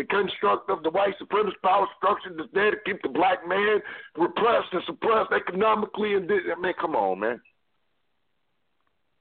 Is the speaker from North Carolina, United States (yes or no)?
no; Cleveland, Ohio, United States; I'm from Cleveland